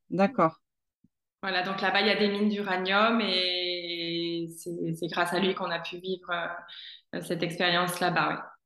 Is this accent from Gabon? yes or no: yes; Gabon; also born or lived in Niger; moi, j'ai passé mon enfance en Afrique, euh, au Gabon et au Niger.